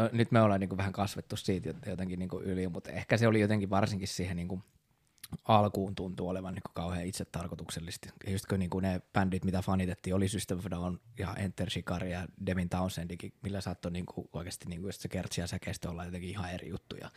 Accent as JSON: {"language": "Finnish", "town": "Raisio", "region": "Southwest Finland", "country": "Finland", "tie": "born or raised there", "accent": "Turku dialect", "moved": "as an adult", "lives_now": "Turku, Finland", "said": "Raision kaupungista kotoisia – sieltä itse asiassa ollaan meidän kitaristi Kasperin kanssa molemmat kotosi, ollaan käyty siellä samat yläasteet"}